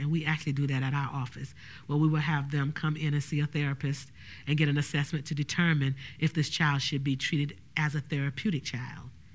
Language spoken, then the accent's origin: English; Orangeburg, South Carolina, United States; I was raised in Orangeburg, South Carolina and not Bronx, New York.